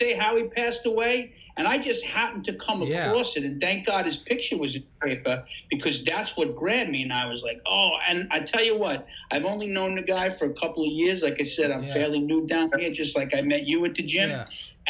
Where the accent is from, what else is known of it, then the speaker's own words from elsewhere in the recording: New York, United States; and I'm from New York